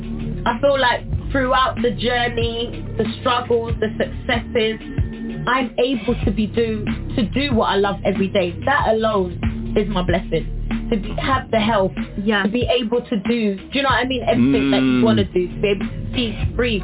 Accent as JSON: {"language": "English", "town": "Birmingham", "region": "West Midlands", "country": "United Kingdom", "tie": "born or raised there", "said": "my grandparents are Jamaican. I was born over here. I was born in Birmingham"}